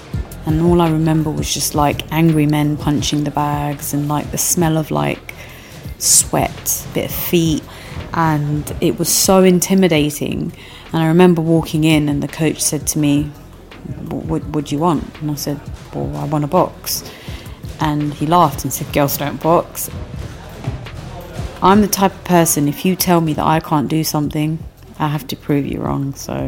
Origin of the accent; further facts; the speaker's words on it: London, United Kingdom; also born or lived in Mogadishu, Somalia / Kenya; Growing up in London, you were always ashamed of being an outsider, like a Somali or, you know, someone that wasn't born in London